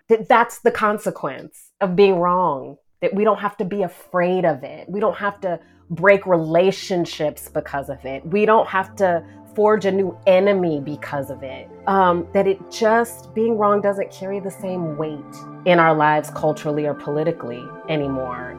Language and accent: English; the South, United States; I identify as a Southerner